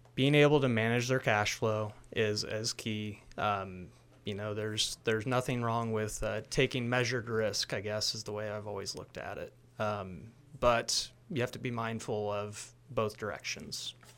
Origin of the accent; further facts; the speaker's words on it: Hamilton, Illinois, United States; I'm originally from Hamilton, Illinois